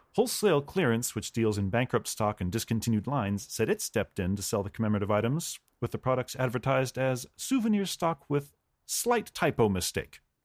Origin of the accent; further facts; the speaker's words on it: United States; as an American